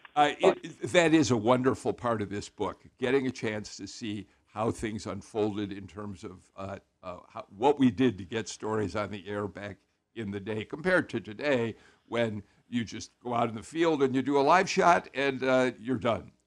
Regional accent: Chicago, Illinois, United States; as a Chicagoan

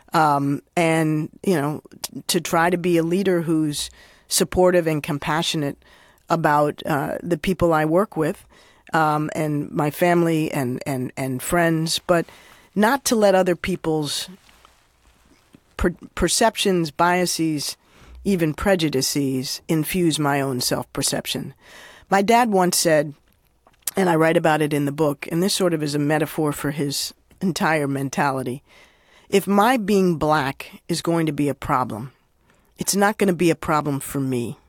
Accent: Washington, District of Columbia, United States; I grew up, uh, in Washington, D C

